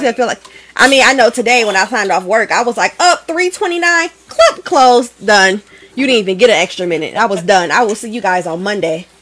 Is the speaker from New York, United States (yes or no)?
no; Detroit, Michigan, United States; moved away as an adult; also born or lived in Grand Rapids, Michigan; I'm actually from Detroit, oh. but I like fled away to Grand Rapids at 18.